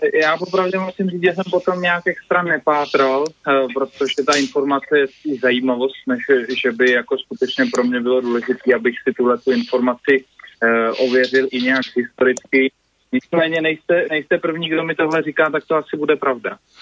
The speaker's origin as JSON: {"language": "Czech", "town": "Jindřichův Hradec", "region": "South Bohemian Region", "country": "Czechia", "said": "u nás v Jindřichově Hradci"}